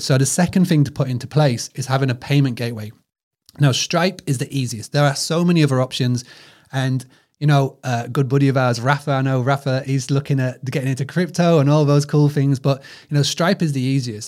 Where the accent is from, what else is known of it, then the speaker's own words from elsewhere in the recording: United Kingdom; accent: British; my British accent